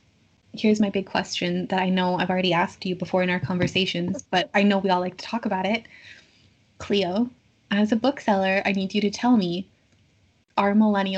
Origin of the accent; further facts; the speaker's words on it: Kitchener, Ontario, Canada; I grew up in Kitchener